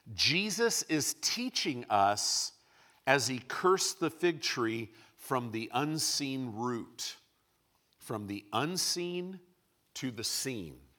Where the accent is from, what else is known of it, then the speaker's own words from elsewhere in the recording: Illinois, United States; moved away; also born or lived in California; I grew up in Illinois.